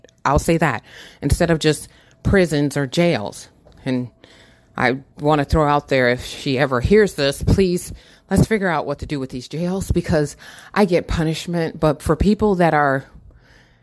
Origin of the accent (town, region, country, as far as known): Michigan, United States; born or raised there